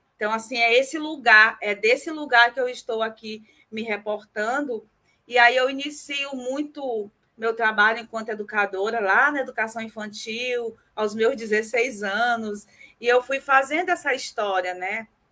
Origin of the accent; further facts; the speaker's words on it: Northeast Region, Brazil; eu sou nordestina